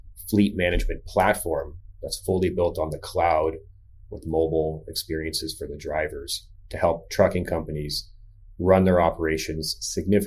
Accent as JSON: {"language": "English", "town": "Palo Alto", "region": "California", "country": "United States", "tie": "born or raised there", "also_born_or_lived": "Boston", "moved": "as an adult", "lives_now": "Pittsburgh, United States", "said": "I grew up in California in the Bay Area, Palo Alto"}